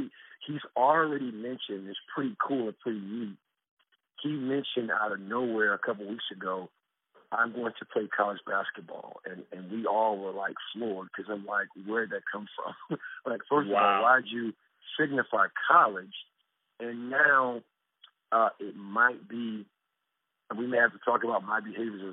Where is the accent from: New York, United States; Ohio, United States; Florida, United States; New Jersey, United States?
Florida, United States; South Miami; also born or lived in Bloomington, Indiana; now in Dallas, United States; So I grew up in South Florida. The city I grew up in was called South Miami in Florida